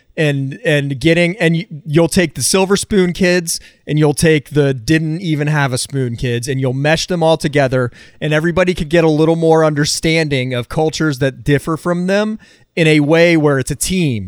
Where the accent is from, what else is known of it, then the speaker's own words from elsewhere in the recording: the South, United States; I'm from the South